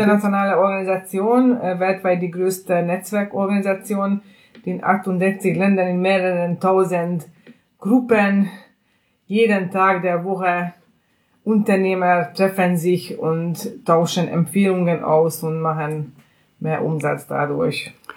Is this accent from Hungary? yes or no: yes; Hungary; German is a second language; moved away as an adult; now in Berlin, Germany; werde ich trotzdem noch eine äh, gebürtige Ungarin bleiben und mein Akzent